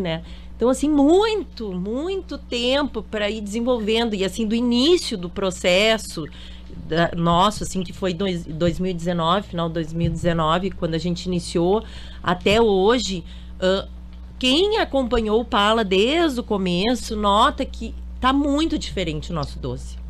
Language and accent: Portuguese; Porto Alegre, Rio Grande do Sul, Brazil; moved away; eu sou de Porto Alegre